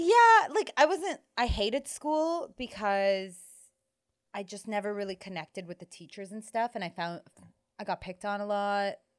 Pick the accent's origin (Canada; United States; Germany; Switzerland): Canada; Toronto, Ontario; growing up in Toronto